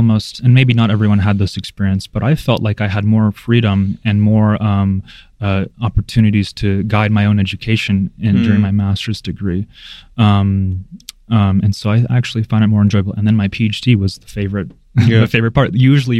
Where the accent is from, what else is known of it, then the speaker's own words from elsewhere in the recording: United States; also born or lived in Belarus; I was only a few years old, I think two or maybe even less, when my parents moved to the States.